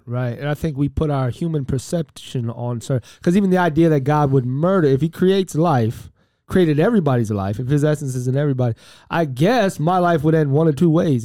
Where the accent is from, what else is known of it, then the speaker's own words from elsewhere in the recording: Miami, Florida, United States; I'm from Miami, Florida